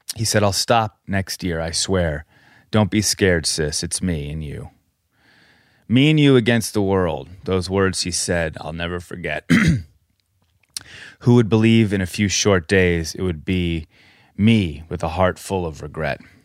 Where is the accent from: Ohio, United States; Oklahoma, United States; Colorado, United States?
Colorado, United States; moved away; We grew up in Colorado